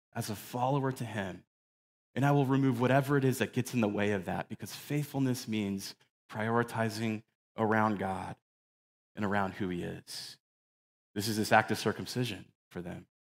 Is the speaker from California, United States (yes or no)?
no; Phoenix, Arizona, United States; from when my family moved here, like, back in nineteen eighty-seven when I was a kid